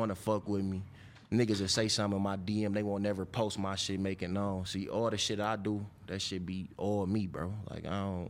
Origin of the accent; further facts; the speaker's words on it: Detroit, Michigan, United States; Up on the west side. I'm from Linwood and Montgomery.